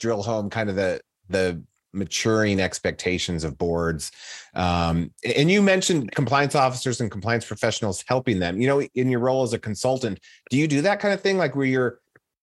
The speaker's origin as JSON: {"language": "English", "town": "Chicago", "region": "Illinois", "country": "United States", "said": "I'm from the Chicago area originally, in the suburbs."}